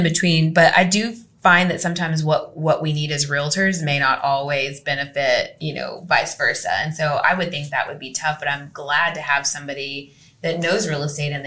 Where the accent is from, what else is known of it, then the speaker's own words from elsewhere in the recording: Mansfield, Texas, United States; Used to, I'd say Mansfield